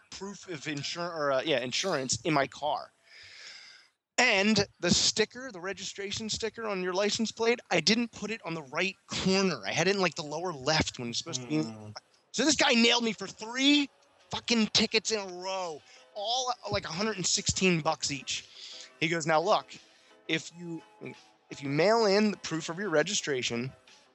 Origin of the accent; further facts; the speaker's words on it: Pennsylvania, United States; now in Boynton Beach, United States; I'm from Pennsylvania